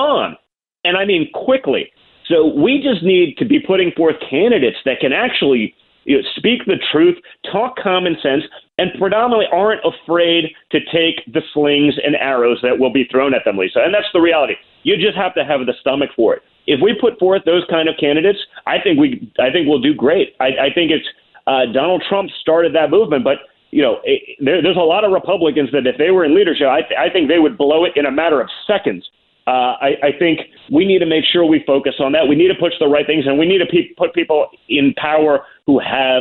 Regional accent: New York, United States; I grew up in New York

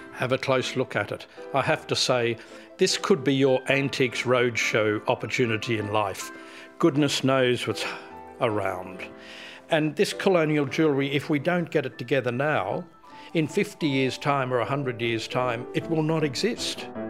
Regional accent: Perth, Western Australia, Australia; I'm from Perth

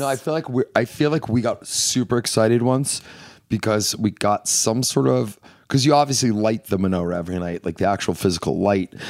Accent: Northeast, United States; we're from the Northeast

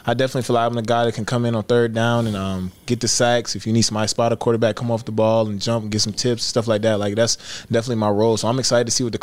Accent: Columbus, Georgia, United States; I'm from Columbus, Georgia

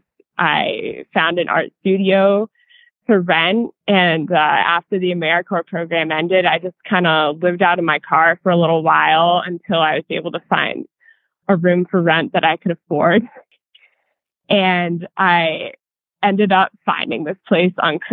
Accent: New Hampshire, United States; moved away as an adult; also born or lived in Pennsylvania; now in Durango, United States; Yeah, so I grew up in New Hampshire, and I went to college in Pennsylvania.

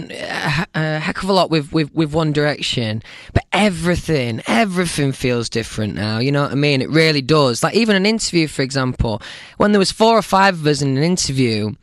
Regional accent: Doncaster, Yorkshire and the Humber, United Kingdom; Doncaster, where I'm from

